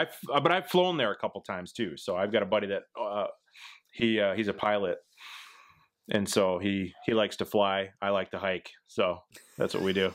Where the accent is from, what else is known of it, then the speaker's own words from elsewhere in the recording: Midwest, United States; I'm from the Midwest, it's flat here